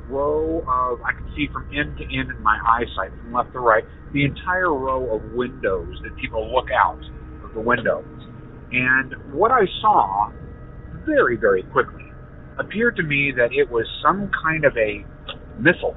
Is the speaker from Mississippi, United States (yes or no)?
no; Columbus, Ohio, United States; I am from Columbus, Ohio